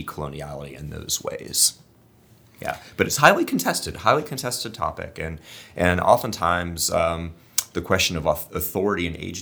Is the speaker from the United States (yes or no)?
yes; West Palm Beach, Florida, United States; growing up in West Palm Beach, Florida, in the western expanses of Palm Beach County